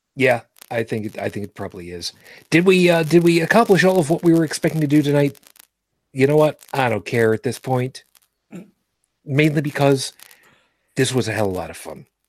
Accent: New York City, New York, United States; moved away; I'm originally from Brooklyn

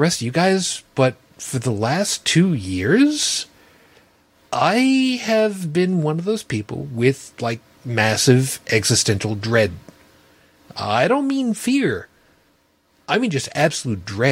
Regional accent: Long Island, South Shore, New York, United States; I grew up on Long Island, on the South Shore

